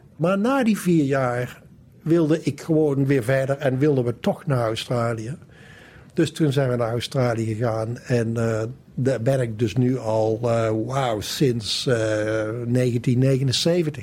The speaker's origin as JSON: {"language": "Dutch", "town": "Valkenswaard", "region": "North Brabant", "country": "Netherlands", "tie": "born or raised there", "also_born_or_lived": "Amsterdam", "moved": "as an adult", "said": "Ik kom dus uit Brabant. Ik kom uit Valkenswaard. En ben daar opgegroeid"}